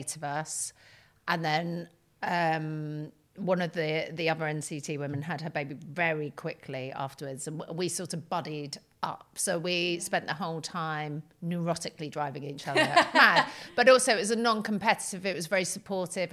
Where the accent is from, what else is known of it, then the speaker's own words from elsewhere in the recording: United Kingdom; I'm terribly British